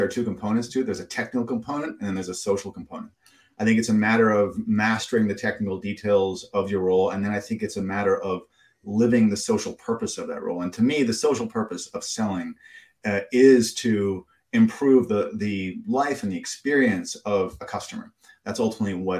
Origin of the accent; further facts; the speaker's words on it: Canada; as a Canadian